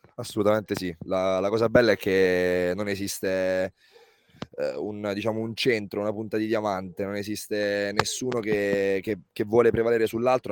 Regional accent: Lanciano, Abruzzo, Italy; Ho iniziato a giocare all'età di quattro barra cinque anni a, a Lanciano, nella mia città, nella città dove sono nato, in Abruzzo, in provincia di Chieti

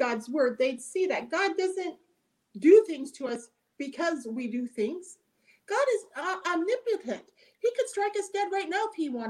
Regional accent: United States; I'm an American

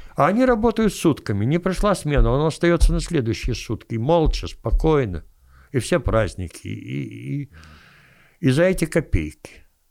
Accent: Kyiv, Ukraine; я киевлянин

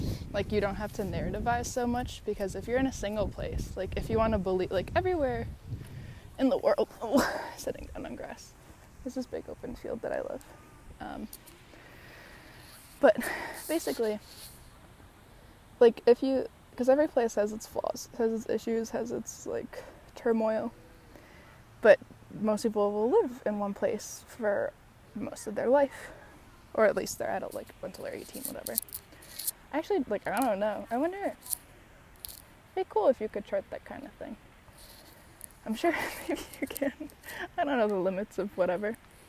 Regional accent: San Diego, California, United States; even though I'm from San Diego, never in my life have I ever had this

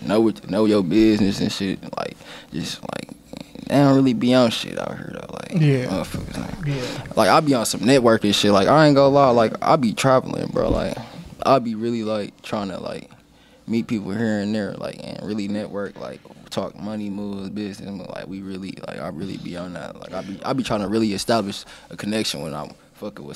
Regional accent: Milwaukee, Wisconsin, United States; also born or lived in Toledo, Ohio; I was born here, but I moved from here when I was like 4

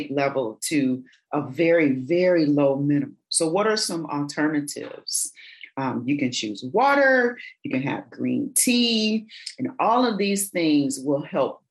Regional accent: Michigan, United States; I grew up in Michigan, I say pop

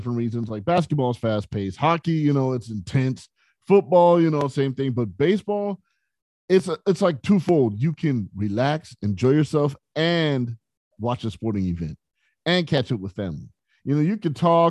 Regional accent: San Bernardino, California, United States; growing up in San Bernardino, California, it was a rough area where I grew up

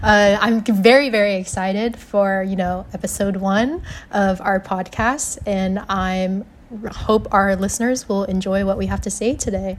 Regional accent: Louisville, Kentucky, United States; moved away as an adult; now in Evanston, United States; I'm also from Louisville, Kentucky, but I'm currently in Evanston, Illinois right now.

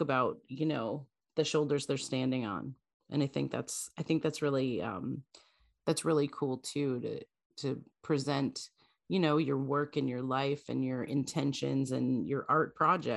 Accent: Canada; now in United States; I'm as a Canadian living in the US

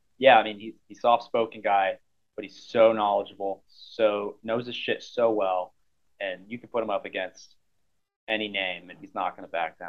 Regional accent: Omaha, Nebraska, United States; I'm from Omaha. I live in Omaha right now.

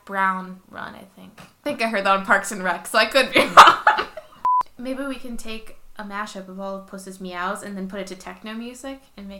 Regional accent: United States; because I'm American.

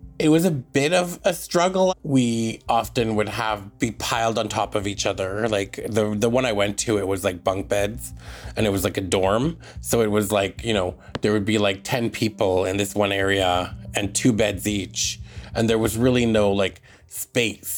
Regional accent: Tache Reserve, north central BC, British Columbia, Canada; from the Glasden Nation, which is colonially known as Tache Reserve, and it's in north central BC

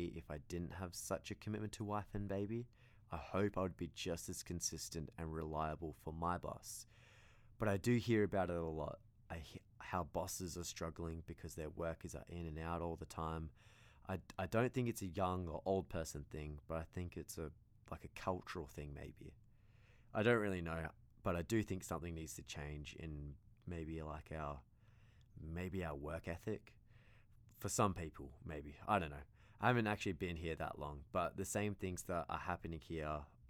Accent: Australia; I came from Australia, not really knowing much at all about construction

